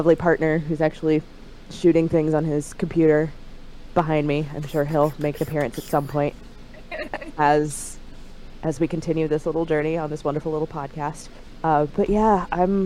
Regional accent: Central Illinois, United States; I am from Central Illinois, smack dab in the middle of, well, not technically in the middle

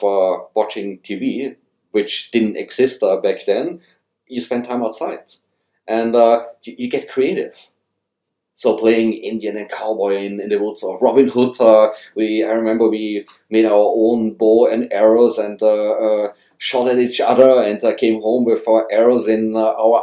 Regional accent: Tyrol, Austria; moved away as an adult; also born or lived in Europe / Canada; now in Gunnedah, Australia; I grew up in a little village in Tyrol with a little more than 6,000 people

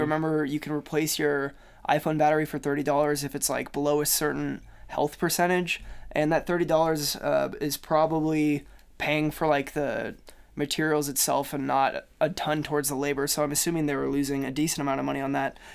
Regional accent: Kansas City, United States; moved away; I'm from Kansas City, we have Google Fiber

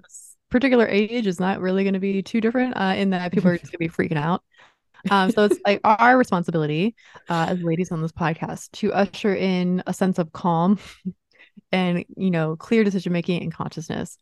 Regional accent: East Coast, United States; moved away; I grew up on the East Coast

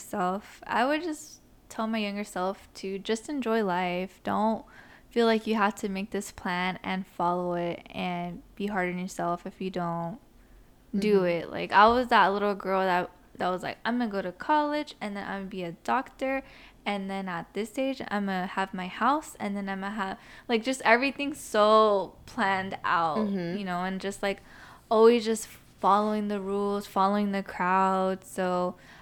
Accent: San Francisco, California, United States; also born or lived in East Bay, California; I was pretty much born and raised in the Bay, specifically San Francisco. But I also grew up in the East Bay, but my heart belongs to San Francisco

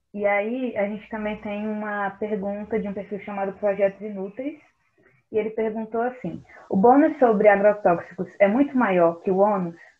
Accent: Brazil; nós, enquanto brasileiros

